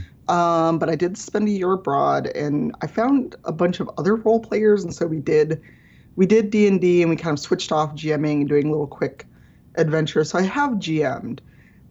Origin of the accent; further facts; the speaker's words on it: Chicago, Illinois, United States; I grew up in Chicago South Side as a black person